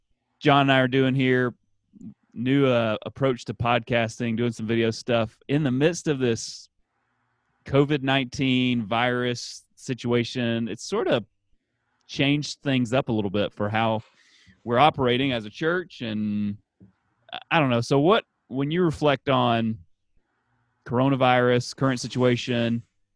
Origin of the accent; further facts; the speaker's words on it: Gainesville, United States; growing up in Gainesville